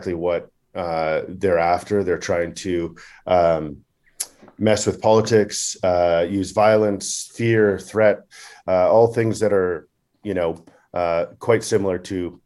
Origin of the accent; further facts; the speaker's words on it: Canada; growing up in Canada, as a youth, I played hockey